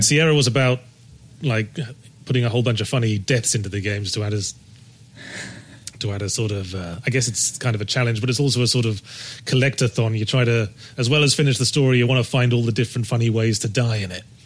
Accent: Rugby, West Midlands, United Kingdom; moved away; I was born in Rugby in Warwickshire

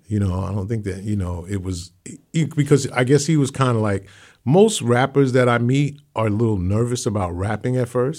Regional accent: New York City, New York, United States; also born or lived in Hollis, Queens, New York; I'm from Hancock Street

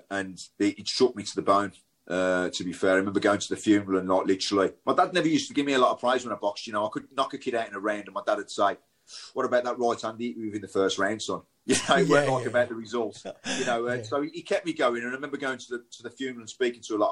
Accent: Birmingham, West Midlands, United Kingdom; I grew up in Shardin, to be fair, which is split both ways.

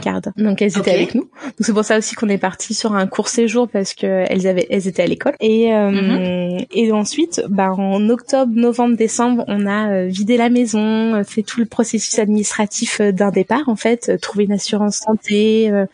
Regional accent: France; moved away; en tant que Français

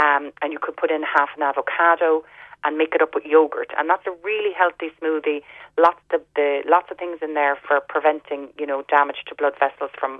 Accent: Ireland; growing up in Ireland

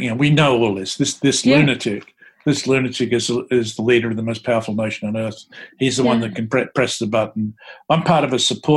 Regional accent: Bacchus Marsh, Victoria, Australia; moved away as an adult; also born or lived in Geelong; now in New York, United States; I grew up in Bacchus Marsh, you know, which is predominantly working class, lower middle class town

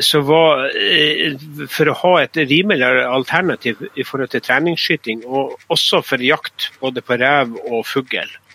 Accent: Northern Norway, Norway; also born or lived in Østerdalen

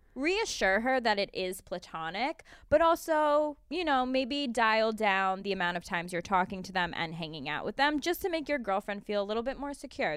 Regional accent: Albany, New York, United States; I'm Italian and from Albany

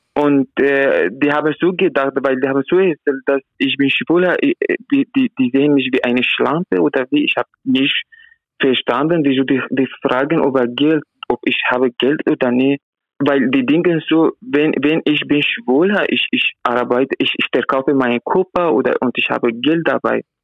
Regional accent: Iraq; German is a second language; now in Vienna, Austria; ich bin aus dem Irak

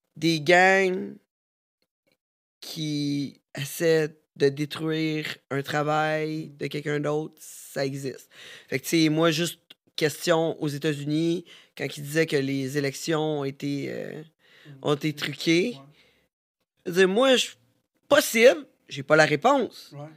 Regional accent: Canada; Nous, on est Canadiens

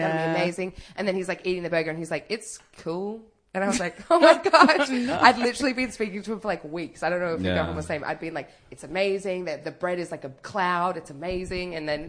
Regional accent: Sydney, New South Wales, Australia; now in Melbourne, Australia; I'm from Sydney originally.

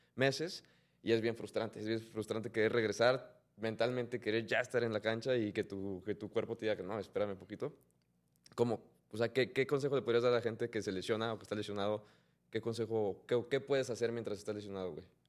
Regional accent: Mexico; a nosotros como mexicanos

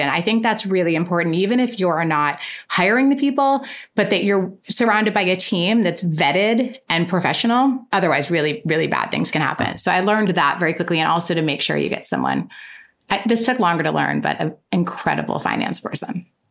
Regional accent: west coast of Florida, United States; moved away as an adult; also born or lived in New York; moved back to my home state, which is Florida

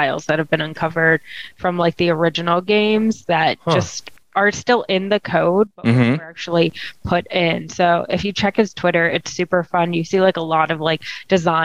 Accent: Bergenfield, New Jersey, United States; I grew up in Bergenfield.

